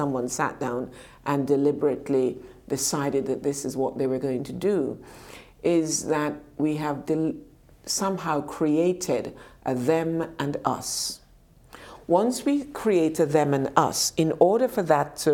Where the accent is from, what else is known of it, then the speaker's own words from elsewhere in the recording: United Kingdom; also born or lived in Jamaica; we as British people